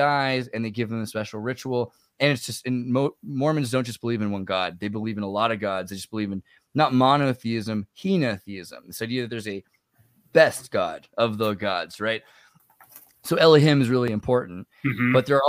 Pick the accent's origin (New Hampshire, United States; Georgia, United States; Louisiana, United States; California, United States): California, United States; also born or lived in Humboldt County, California; I'm from California and I lived in Humboldt for a period of time